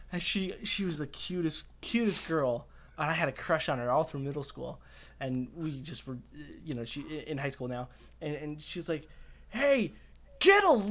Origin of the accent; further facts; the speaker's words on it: Colorado, United States; I'm actually from Colorado